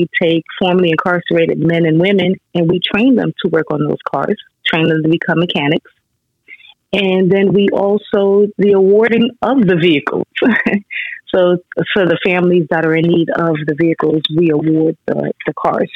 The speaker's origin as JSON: {"language": "English", "region": "New York", "country": "United States", "tie": "born or raised there", "also_born_or_lived": "Baltimore, Maryland", "moved": "as an adult", "lives_now": "Maryland, United States", "said": "I'm a native New Yorker, so I had to head back to New York"}